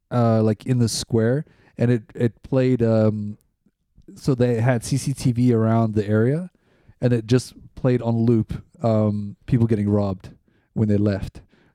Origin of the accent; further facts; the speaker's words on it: Boksburg, Gauteng, South Africa; now in Zurich, Switzerland; my hometown of Boksburg